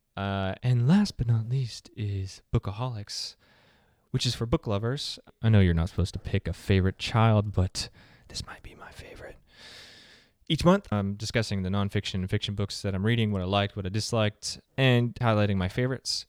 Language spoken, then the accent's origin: English; the South, United States; I'm from the South